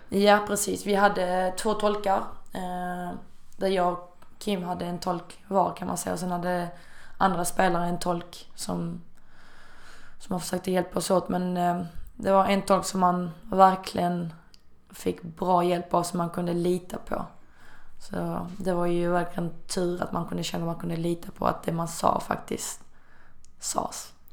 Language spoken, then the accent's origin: Swedish; Malmö, Skåne, Sweden; moved away as an adult; also born or lived in China; jag hade inte heller bott hemma i Malmö på väldigt, väldigt länge